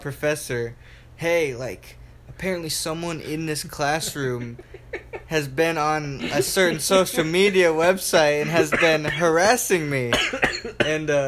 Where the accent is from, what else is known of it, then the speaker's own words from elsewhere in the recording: Matthews, North Carolina, United States; I'm from Charlotte, North Carolina. Well, I'm actually from Matthews, North Carolina, outside of Charlotte. And in my neighborhood, I grew up with a couple other people that make music as well